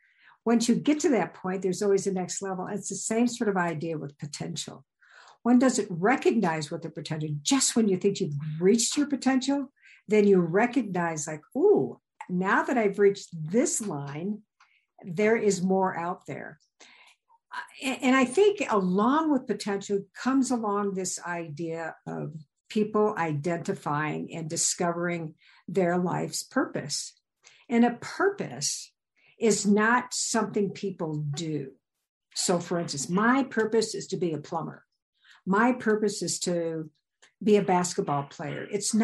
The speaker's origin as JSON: {"language": "English", "region": "Midwest", "country": "United States", "said": "And I came from the Midwest. So seeing a mountain was a big deal, but climbing it was something else."}